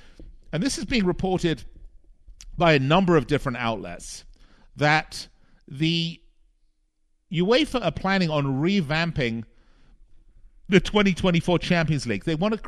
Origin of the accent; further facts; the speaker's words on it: Las Vegas, Nevada, United States; the casinos here in my hometown in Las Vegas